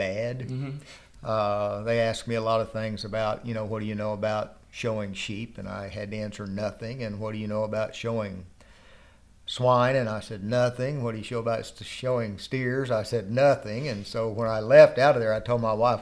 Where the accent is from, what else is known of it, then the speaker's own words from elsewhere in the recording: Glencoe, Oklahoma, United States; also born or lived in Dora, New Mexico; I was born and raised here in Glencoe and graduated from high school here, went to Oklahoma State